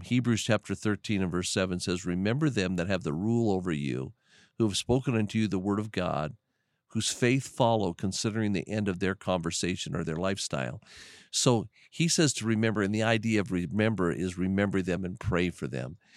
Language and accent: English; United States; We as Americans, since I'm an American